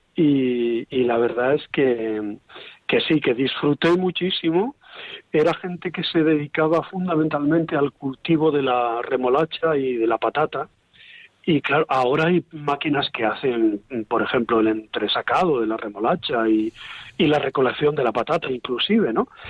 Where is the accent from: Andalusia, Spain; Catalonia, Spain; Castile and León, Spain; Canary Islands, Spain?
Canary Islands, Spain; Santa Cruz de Tenerife; moved away; also born or lived in Covadonga; Yo soy canario, sí. Nací en Santa Cruz de Tenerife. Eh, mi familia siempre ha vivido en un barrio de la capital que se llama María Jiménez